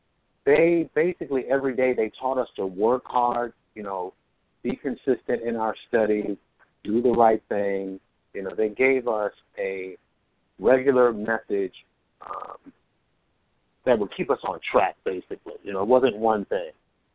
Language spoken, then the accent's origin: English; Chicago, Illinois, United States; I grew up in Merrynook over on East 87th Street, 87th and Kimbark. And that's where I came up, on the south side.